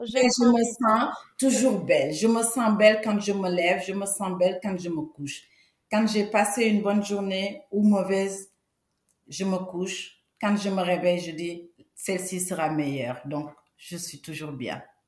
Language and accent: French; Senegal; now in France; je suis née en Afrique, je suis sénégalaise, d'origine du Sénégal. Et au Sénégal, il y a un parfum que mettait mon grand-père